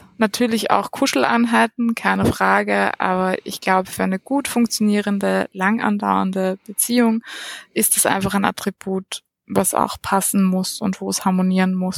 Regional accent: Vienna, Austria; also born or lived in Lower Austria / Munich / Salzburg; aufgewachsen bin ich am Rand von Wien

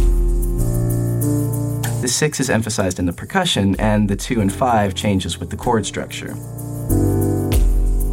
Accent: Asheville, North Carolina, United States; my hometown of Asheville

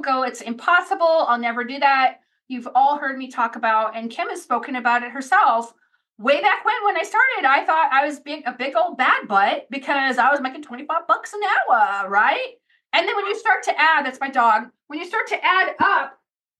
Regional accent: Redondo Beach, California, United States; in Los Angeles, where I'm from, I grew up in Redondo Beach.

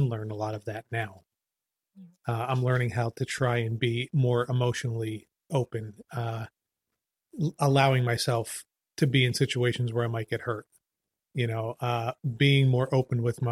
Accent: Trenton, New Jersey, United States; growing up in Trenton

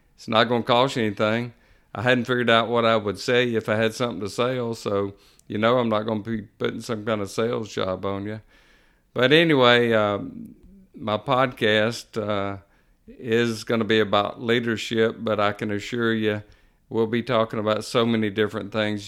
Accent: Jackson, Mississippi, United States; moved away as an adult; also born or lived in Pearl River County, Mississippi; now in Picayune, United States; I grew up in Jackson, Mississippi, moved to Pearl River County area in nineteen ninety-eight

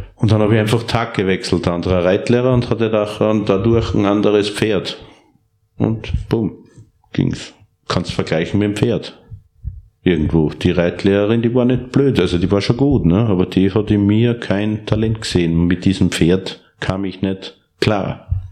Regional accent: Steyr, Upper Austria, Austria; Ich bin in Steyr, Oberösterreich geboren aufgewachsen

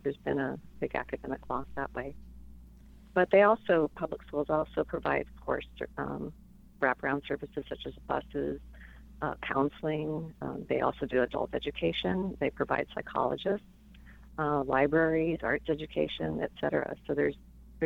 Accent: Tucson, Arizona, United States; also born or lived in Albuquerque, New Mexico; I was born in Albuquerque, and we moved to Tucson when I was five, grew up in Arizona

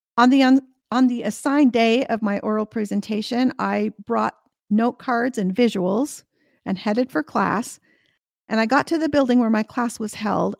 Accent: United States; the state where I was born and raised, which was already a top fifty market.

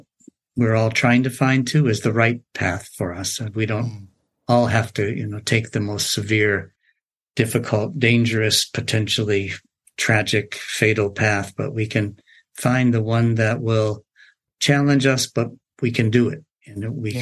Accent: Massachusetts, United States; born or raised there; also born or lived in Tokyo, Japan / Japan; now in California, United States

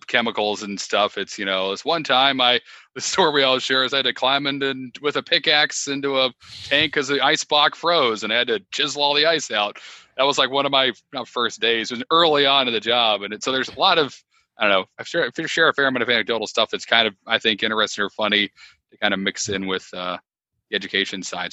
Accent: Connecticut, United States; moved away as an adult; now in Wilmington, United States; I started in Connecticut, which is my home state

